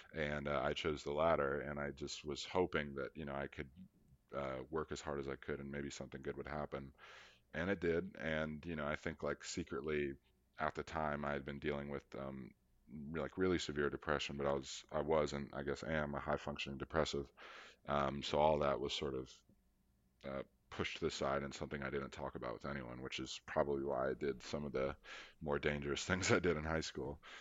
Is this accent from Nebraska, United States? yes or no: no; Charlotte, North Carolina, United States; coming from Charlotte, North Carolina